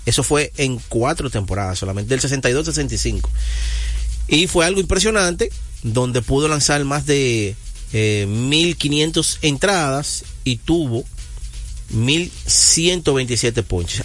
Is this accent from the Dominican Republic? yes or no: yes; Dominican Republic; yo soy dominicano